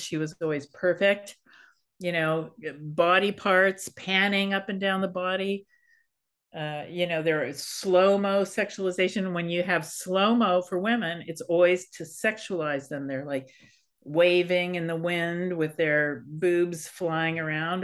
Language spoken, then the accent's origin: English; Berkeley, California, United States; I'm a hippie kid. I grew up in Berkeley.